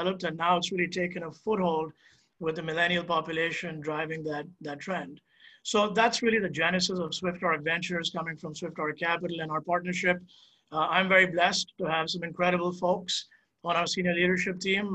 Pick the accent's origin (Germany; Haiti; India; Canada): India; moved away; I'm originally from India, and that's where I spent my formative years